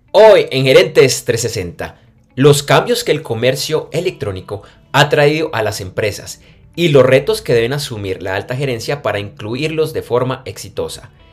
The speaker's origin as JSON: {"language": "Spanish", "region": "Bogotá", "country": "Colombia", "moved": "yes", "lives_now": "Medellín, Colombia", "said": "Yo soy de Bogotá, pero yo vivo en Medellín"}